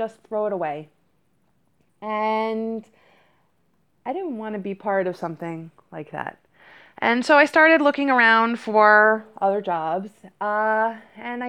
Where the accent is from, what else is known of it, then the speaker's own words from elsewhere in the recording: Silver Spring, Maryland, United States; moved away as an adult; also born or lived in New York; I grew up in Silver Spring, Maryland. I moved to New York when I was 18